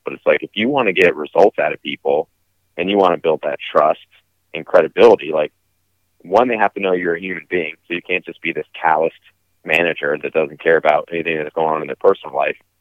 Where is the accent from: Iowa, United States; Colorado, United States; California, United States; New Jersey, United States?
California, United States; Southern; where I grew up in Southern California